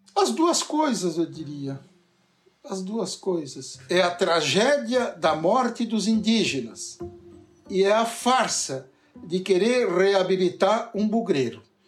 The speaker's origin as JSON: {"language": "Portuguese", "town": "Nova Veneza", "region": "Santa Catarina", "country": "Brazil", "tie": "born or raised there", "said": "Eu vivi a minha infância em Nova Veneza"}